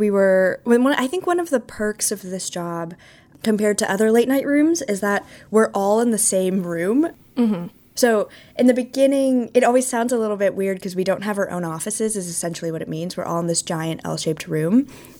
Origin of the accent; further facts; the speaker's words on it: California, United States; now in New York, United States; And then I'm not originally from Vermont. That's why I mentioned it. I'm from California. So Vermont was like a whole new world.